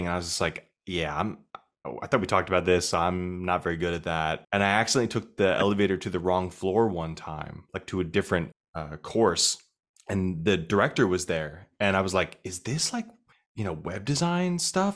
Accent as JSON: {"language": "English", "region": "Arizona", "country": "United States", "moved": "as an adult", "lives_now": "New York City, United States", "said": "I'm from Arizona"}